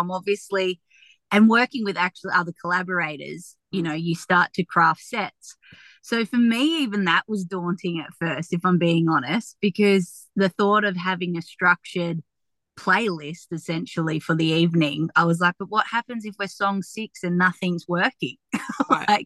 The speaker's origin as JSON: {"language": "English", "town": "Tamworth", "region": "New South Wales", "country": "Australia", "tie": "born or raised there", "said": "I'm really proud of my community and where I've grown up"}